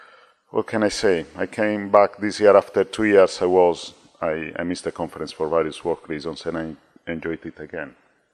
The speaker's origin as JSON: {"language": "English", "country": "Italy", "moved": "as an adult", "lives_now": "England, United Kingdom", "said": "I'm from Italy. So I came here in England, I think, in 2001."}